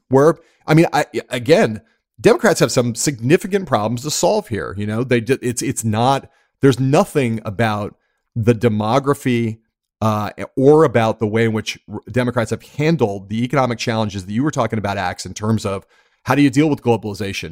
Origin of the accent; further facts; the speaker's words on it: Los Angeles, California, United States; I grew up in Los Angeles, California